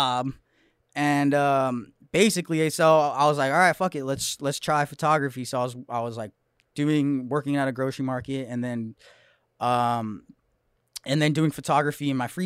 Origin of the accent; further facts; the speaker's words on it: Santa Clarita, California, United States; I'm from Santa Clarita, Magic Mountain, for all of you guys that know Southern California. Northern suburbs of Los Angeles